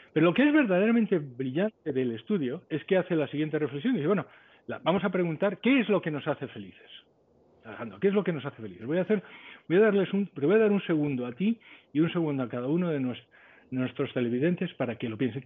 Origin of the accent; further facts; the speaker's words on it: Spain; moved away as an adult; yo soy español y toda mi familia es española